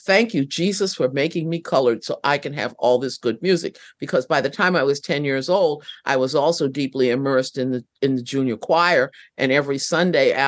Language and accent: English; Cambridge, Massachusetts, United States; I thought more of the South as home, even though I was growing up in Cambridge, Massachusetts